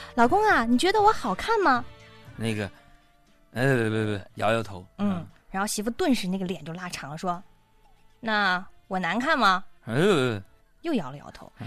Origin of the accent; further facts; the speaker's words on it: Northeast China, China; accent: Northeastern dialect; 我们东北方言